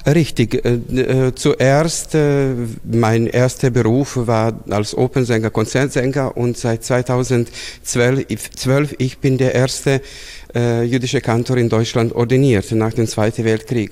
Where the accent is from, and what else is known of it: Bela Crkva, Vojvodina, Serbia; born or raised there; moved away as an adult; also born or lived in Novi Sad, Serbia / Belgrade, Serbia; now in Augsburg, Germany